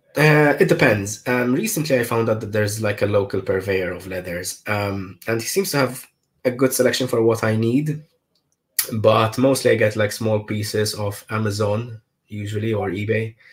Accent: Malta; I'm from Malta

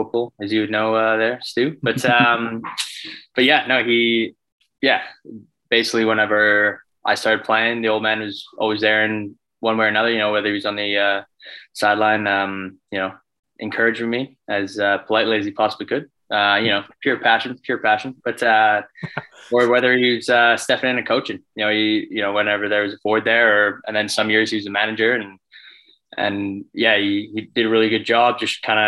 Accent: Cochrane, Alberta, Canada; also born or lived in Calgary; I was just in my hometown, Cochrane, Alberta

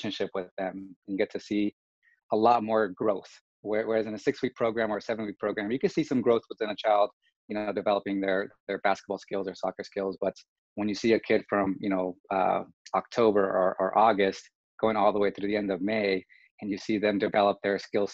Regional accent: California, United States; moved away as an adult; also born or lived in Honolulu, Hawaii; now in Texas, United States; I'm from California originally

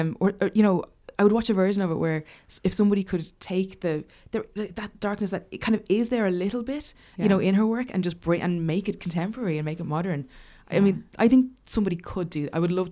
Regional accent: Dublin, Leinster, Ireland; like for a kid growing up in Dublin.

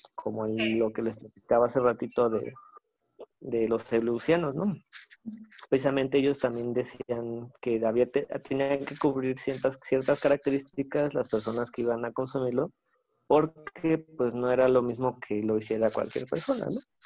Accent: Querétaro, Mexico; yo que soy de Querétaro, acá en el, en el Tepe

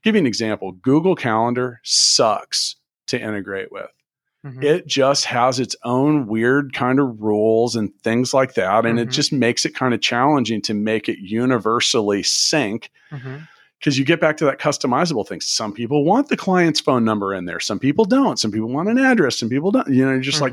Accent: Kansas City, United States; moved away; also born or lived in Indianapolis; I grew up in Kansas City

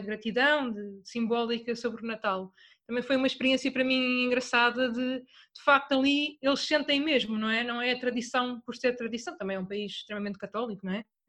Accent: Torres Vedras, Centro, Portugal; eu sou de Torres Vedras

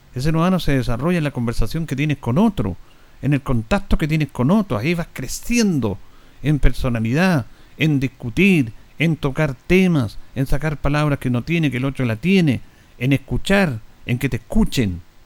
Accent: Chile; lo que somos los chilenos

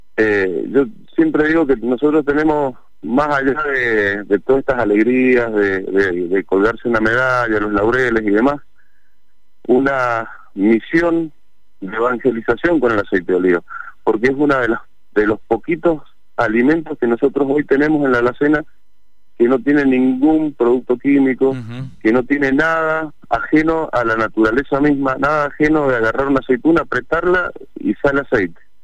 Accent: Mendoza, Argentina; sabemos lo que somos los mendocinos, que somos gente de trabajo

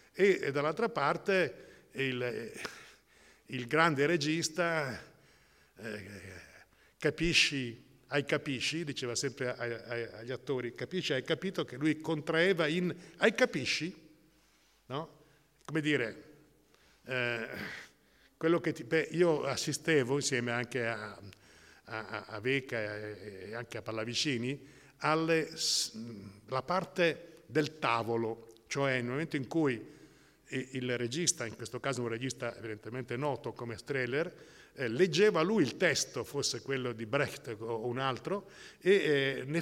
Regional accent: Modena, Emilia-Romagna, Italy; born there; io sono nato a Modena

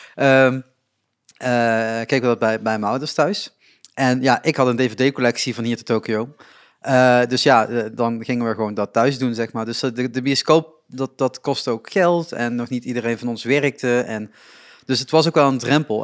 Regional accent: Reuver, Limburg, Netherlands; also born or lived in Roermond; ik woon in Reuver nog steeds.

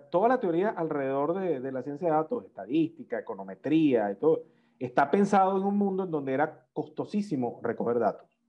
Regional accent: Venezuela; nosotros los venezolanos. nosotros como venezolanos es

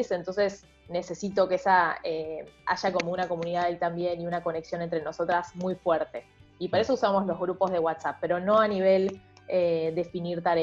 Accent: Argentina; also born or lived in Mexico; sos de México, yo digo, no, soy argentina.

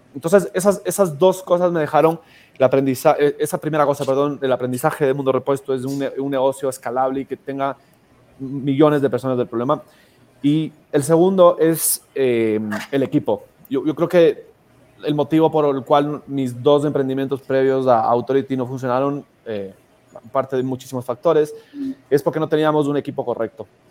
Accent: Ecuador; nosotros venimos de Ecuador

